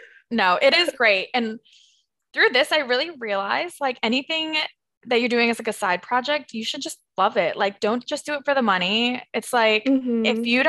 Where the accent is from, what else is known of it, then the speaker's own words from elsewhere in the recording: Minnesota, United States; also born or lived in California / Rhode Island; I mean, mostly I'm from Minnesota. Like, I consider myself a Minnesota girl, but I was born in California. I moved to Rhode Island.